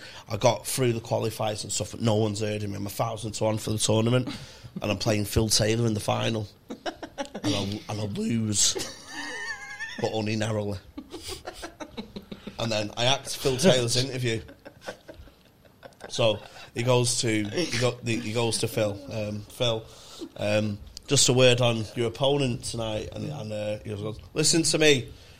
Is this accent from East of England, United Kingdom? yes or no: no; Manchester, North West England, United Kingdom; I'm like, oh, I'm …. I'm 16. I'm from Manchester.